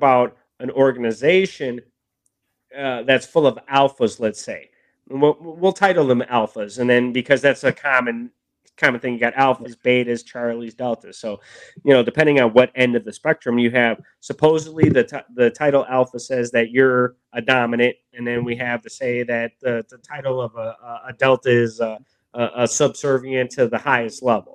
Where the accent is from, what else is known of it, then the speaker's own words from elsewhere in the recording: Milwaukee, Wisconsin, United States; I grew up in Milwaukee